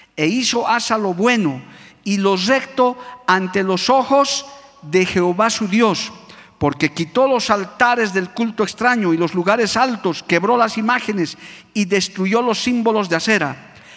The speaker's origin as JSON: {"language": "Spanish", "country": "Bolivia", "said": "por nuestro país, por nuestra amada Bolivia"}